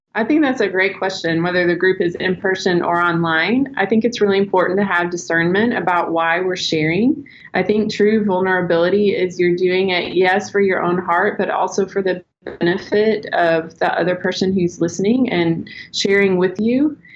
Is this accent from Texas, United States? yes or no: yes; Texas, United States; now in Arkansas, United States; I grew up in Texas, so I like to say y'all